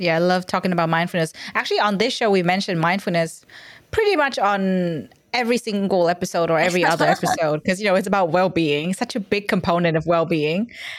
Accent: Vietnam; now in Australia; because I'm from Vietnam, and education there is very different from Australia. And when I moved here, I was kind of like, oh, wow.

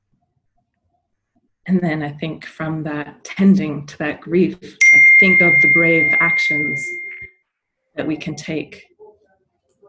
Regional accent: Soldotna, Alaska, United States; now in New York, United States; I grew up on Dena'ina and Kanaitse land up in Alaska. And I live now in the Na'pe Hoking on the Lower East Side of Manhattan.

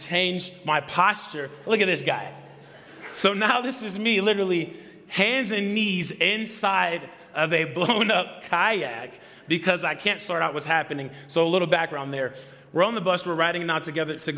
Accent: Atlanta, Georgia, United States; moved away; I'm from Atlanta

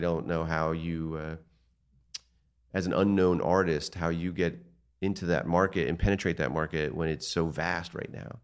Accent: Martins Creek, Pennsylvania, United States; also born or lived in Passaic, New Jersey; I grew up in Martin's Creek

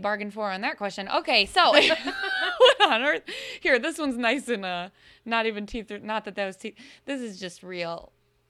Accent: United States; being American

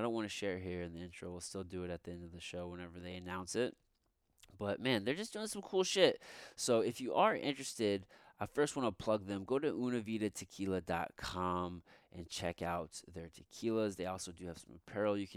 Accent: Midwest, United States; I'm from the Midwest.

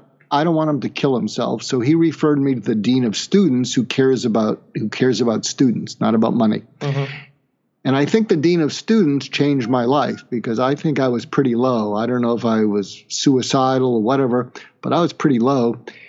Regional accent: Boston, Massachusetts, United States; moved away as an adult; also born or lived in California / Kansas; I grew up in Boston, went to school in California

